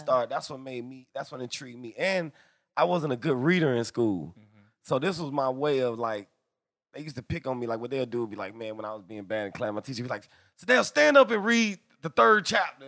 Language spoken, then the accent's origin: English; Atlanta, Georgia, United States; I'm from the hood. I'm I'm I'm from Atlanta